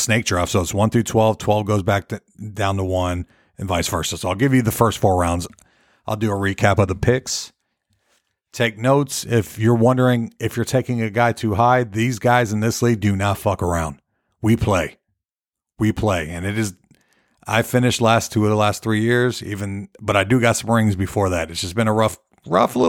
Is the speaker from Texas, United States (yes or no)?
no; St. Petersburg, Florida, United States; moved away; my hometown, St. Petersburg, Florida.